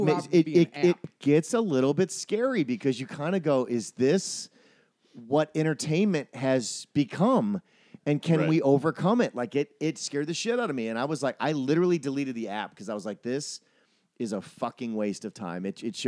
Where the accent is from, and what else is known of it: Wisconsin, United States